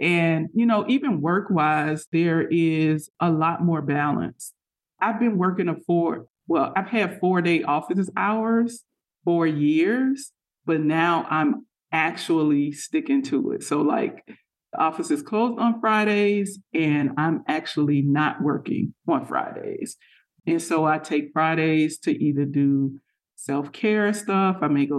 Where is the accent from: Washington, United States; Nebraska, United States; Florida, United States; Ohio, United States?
Florida, United States; I grew up in South Florida. And so I grew up eating mangoes as a kid, like all summer long.